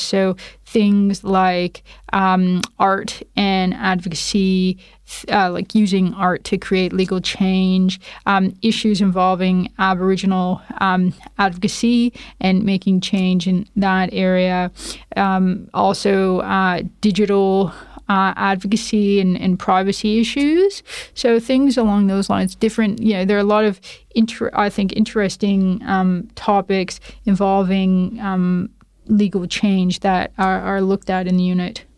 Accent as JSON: {"language": "English", "town": "Toronto", "region": "Ontario", "country": "Canada", "tie": "born or raised there", "accent": "Canadian", "moved": "as an adult", "lives_now": "Perth, Australia", "said": "my accent is Canadian. So I was born and raised in Toronto, Canada."}